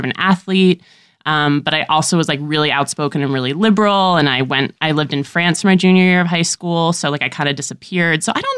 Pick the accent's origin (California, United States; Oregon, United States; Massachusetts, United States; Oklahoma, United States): California, United States; San Diego; also born or lived in Washington Heights, New York City; now in New York City, United States; I'm from Southern California originally. Like, I was born in San Diego and I still have family there.